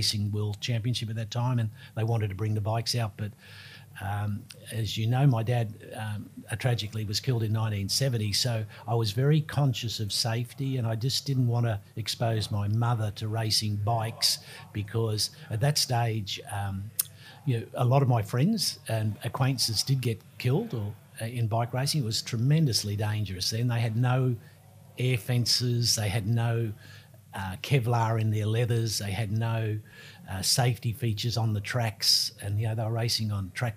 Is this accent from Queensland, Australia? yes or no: yes; Brisbane, Queensland, Australia; also born or lived in England; I grew up in Rosalie, so we're in suburbs next to each other